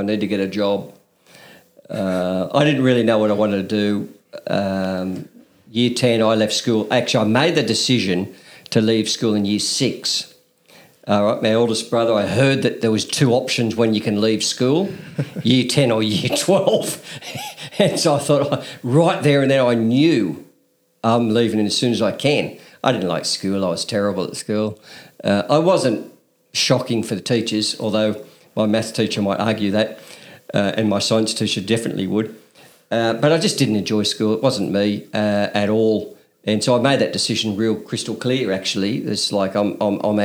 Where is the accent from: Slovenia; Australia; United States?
Australia; Newcastle, New South Wales; I grew up at the top of Blackbutt, Grandview Road, and did all my schooling up there at Newcastle